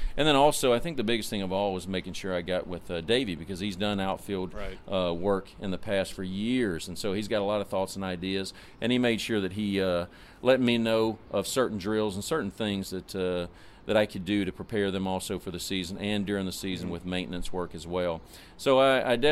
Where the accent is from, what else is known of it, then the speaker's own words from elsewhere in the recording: the South, United States; I'm from the South